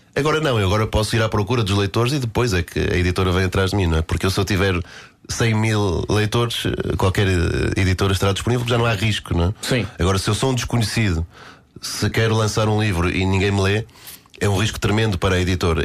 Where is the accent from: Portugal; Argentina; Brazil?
Portugal; Guimarães, Norte; Eu comecei no, no, no Grande Vitória de Guimarães, né, na minha terra natal